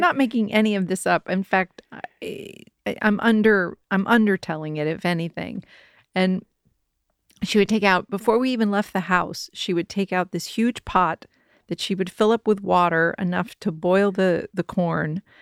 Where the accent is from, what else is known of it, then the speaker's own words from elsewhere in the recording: Kentucky, United States; moved away; there was Pullen Farms where I grew up in Kentucky